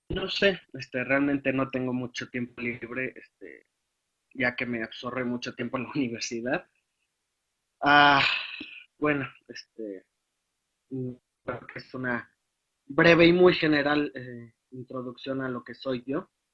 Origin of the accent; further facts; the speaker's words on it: Guadalajara, Jalisco, Mexico; also born or lived in Hidalgo; now in Pachuca, Mexico; soy originario de Guadalajara